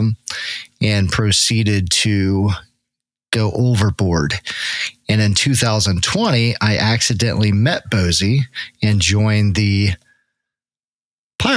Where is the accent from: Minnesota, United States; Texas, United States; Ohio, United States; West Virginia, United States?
Ohio, United States; Cincinnati; I'm from Cincinnati, Ohio, where it's finally legal to shoot fireworks